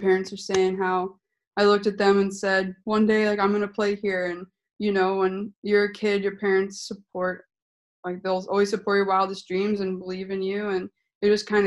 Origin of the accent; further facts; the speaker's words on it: Rochester, New Hampshire, United States; I started playing in my hometown Rochester